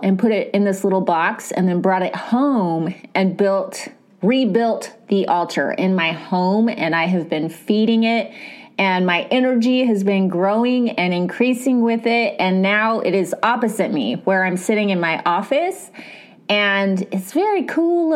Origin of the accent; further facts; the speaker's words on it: California, United States; I'm American. I'm a California girl